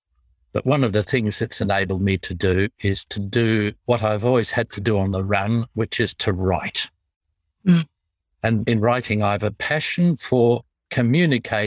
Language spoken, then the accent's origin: English; Australia; accent: Australian English; I apologize for my accent. I speak in tongues.